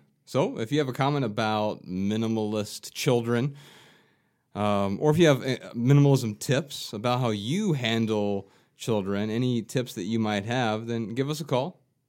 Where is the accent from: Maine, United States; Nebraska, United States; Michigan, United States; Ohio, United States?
Ohio, United States; growing up in Ohio